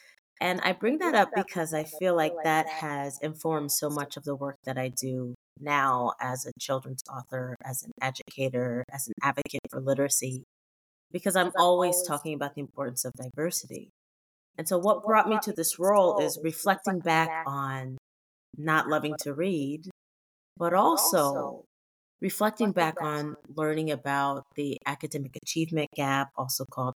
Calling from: Sacramento, California, United States; I am coming from Sacramento, California, where, you know, it's not actually like sunny and bright right now.

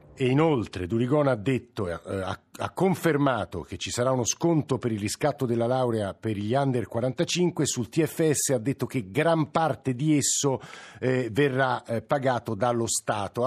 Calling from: Lodi, Lombardy, Italy; chiamo da Lodi

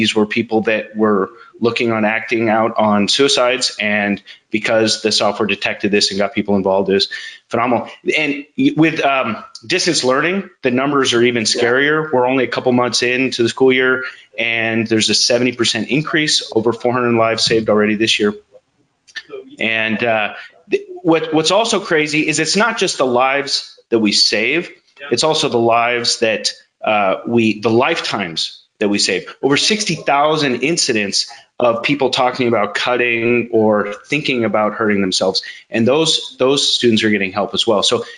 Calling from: Folsom, California, United States; I'm in Northern California, a town called Folsom.

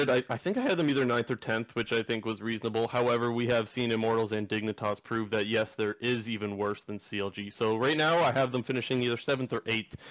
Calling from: Sarnia, Ontario, Canada; I'm calling from Sarnia, Ontario.

